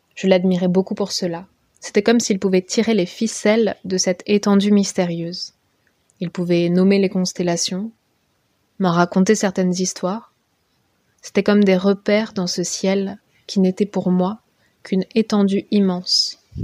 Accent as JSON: {"language": "French", "area": "Basque Country", "region": "Nouvelle-Aquitaine", "country": "France", "tie": "born or raised there", "said": "J'ai grandi au Pays Basque"}